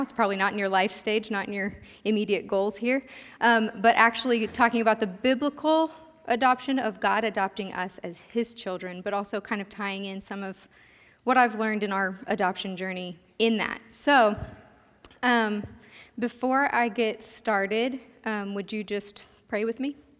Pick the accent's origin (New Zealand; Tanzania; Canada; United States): United States; Sterling; also born or lived in K-State; I consider Sterling my hometown. My family moved here when I was starting fifth grade